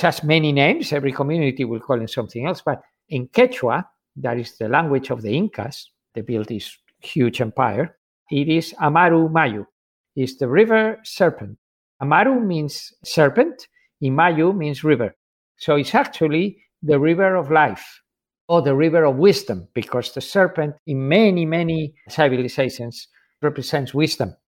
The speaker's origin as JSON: {"language": "English", "country": "Spain", "said": "I'm from Spain"}